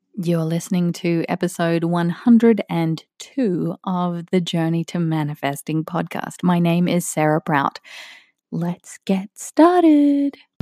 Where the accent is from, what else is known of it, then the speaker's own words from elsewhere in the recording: Australia; moved away as an adult; now in United States; I grew up in Australia